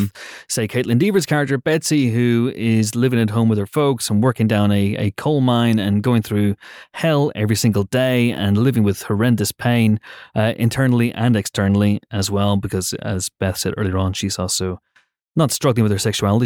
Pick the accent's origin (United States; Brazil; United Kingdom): United Kingdom